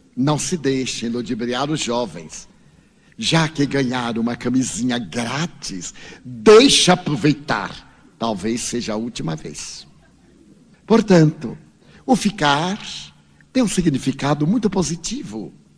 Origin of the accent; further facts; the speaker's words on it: Brazil; eu venho do Brasil.